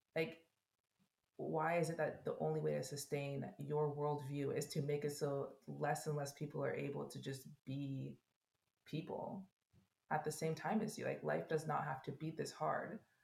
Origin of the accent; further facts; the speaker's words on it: United States; as an American